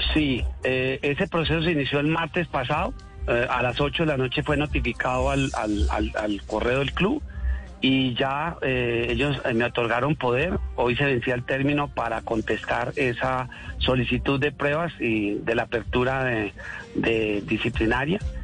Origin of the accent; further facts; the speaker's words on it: Colombia; nosotros no somos colombianos